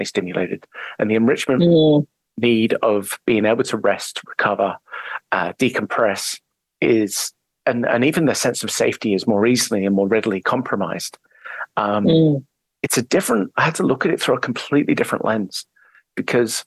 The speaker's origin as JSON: {"language": "English", "area": "English countryside", "region": "England", "country": "United Kingdom", "tie": "born or raised there", "moved": "as an adult", "said": "I'm English. I grew up in the English countryside"}